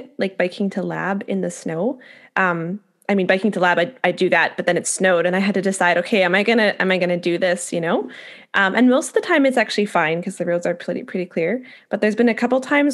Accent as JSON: {"language": "English", "town": "Winnipeg", "region": "Manitoba", "country": "Canada", "moved": "yes", "said": "I'm from Winnipeg originally, which is like one of the coldest and snowiest places in the world."}